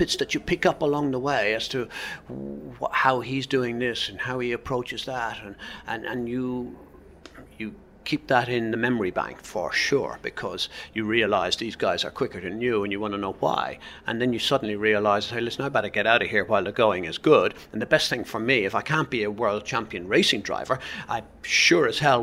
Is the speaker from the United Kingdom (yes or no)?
no; Ireland; moved away; I was what's known as an Irish blagger